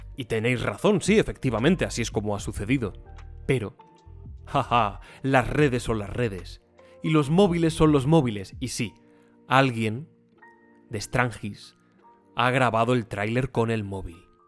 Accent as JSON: {"language": "Spanish", "area": "Sierra de Gata", "region": "Extremadura", "country": "Spain", "tie": "born or raised there", "said": "Trevejo, Sierra de Gata, que es donde yo nací, donde me he criado, la, comarca"}